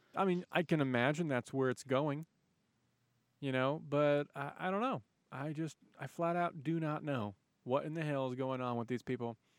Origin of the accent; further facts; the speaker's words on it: United States; I'm an American